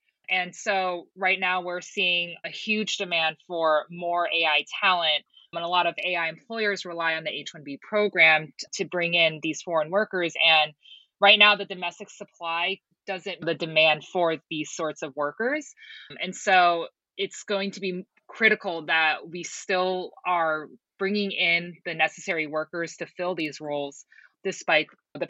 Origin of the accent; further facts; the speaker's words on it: Alaska, United States; born there; And then I was born in Alaska. I like to consider myself the freedom child because of the one child policy law in China